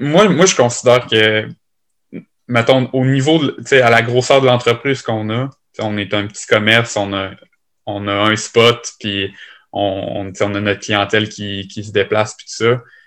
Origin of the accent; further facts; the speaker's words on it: Lévis, Quebec, Canada; je suis originaire de Lévis, puis je suis installé à Lévis